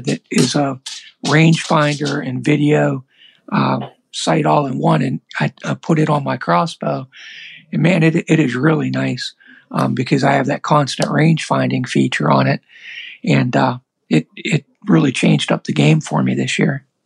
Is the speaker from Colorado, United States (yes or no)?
no; Pennsylvania, United States; I'm from Pennsylvania